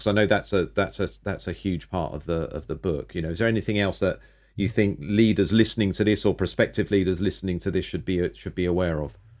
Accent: United Kingdom; I'm male, I'm British

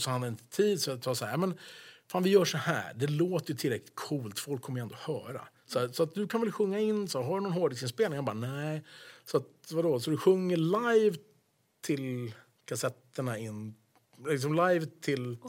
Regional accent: Sweden; also born or lived in United States; jag var svensk

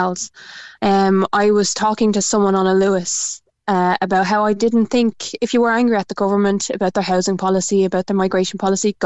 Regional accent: Dublin, Leinster, Ireland; moved away as an adult; also born or lived in Cork; I was raised in Dublin.

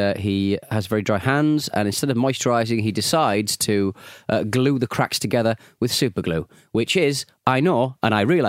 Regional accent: England, United Kingdom

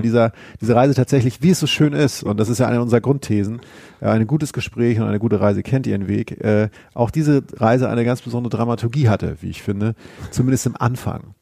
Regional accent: Schleswig-Holstein, Germany; ich komme ja aus Schleswig-Holstein

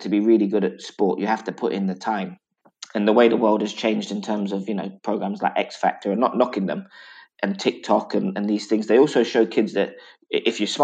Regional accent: London, United Kingdom; also born or lived in Ireland; we grew up in West London for a long part of our lives.

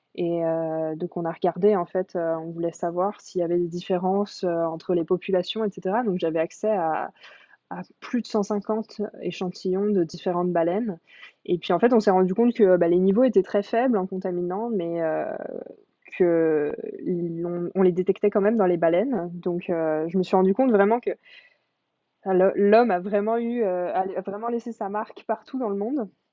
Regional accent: near Évian-les-Bains, the Alps, Auvergne-Rhône-Alpes, France; moved away as an adult; now in Quebec, Canada; je suis française. Je viens des Alpes, donc je suis née près de Évian-les-Bains

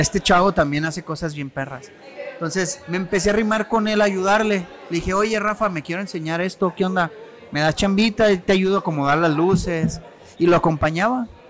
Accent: Tonalá, Jalisco, Mexico; also born or lived in Mexico City; now in Zapotlanejo, Mexico; yo soy nacido del Distrito Federal antes, ahorita Ciudad de México, pero a los 6 años nos vinimos a Guadalajara. Entonces, yo de los 6 años yo vivía en Tonalá

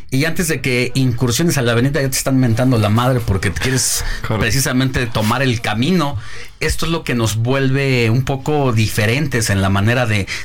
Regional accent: Mexico City, Mexico; cuando uno como chilango o que habitante de la Ciudad de México vas a alguna entidad diferente, y te una de las cosas que primero te juzgan es cómo manejamos los chilangos.

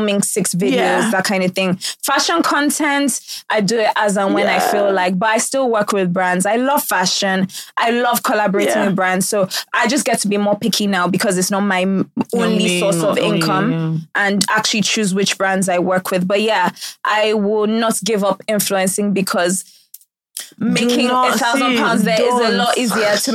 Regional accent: Nigeria; moved away; growing up in Nigeria

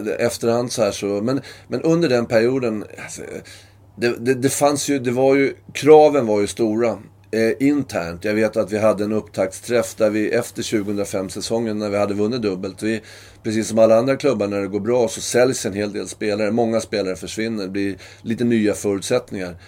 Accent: Sweden; moved away as an adult; also born or lived in Norway; jag är ju svensk

